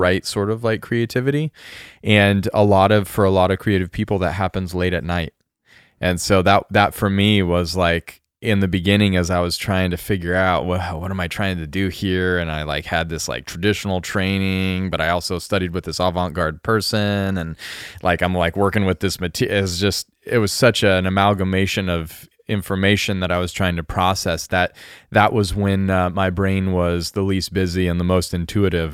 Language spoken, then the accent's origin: English; rural Colorado, United States; also born or lived in Japan; now in Oregon, United States; a kid in a small town in r-, rural Colorado, like ranching life Colorado w, where I grew up